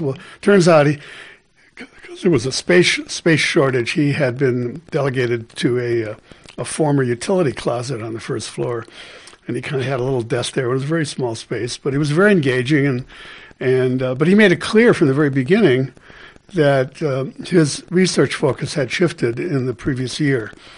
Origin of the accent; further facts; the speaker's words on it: Milwaukee, Wisconsin, United States; I grew up in Milwaukee.